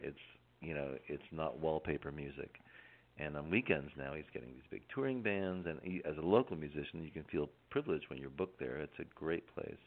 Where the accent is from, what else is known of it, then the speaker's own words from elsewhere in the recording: Northeast, United States; moved away as an adult; also born or lived in Kansas / Connecticut / Silver City, New Mexico; now in Tucson, United States; my entire life growing up in the Northeast